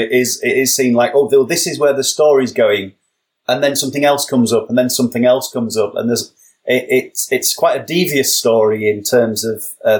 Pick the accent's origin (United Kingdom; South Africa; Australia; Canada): United Kingdom; England; I'm just being too English.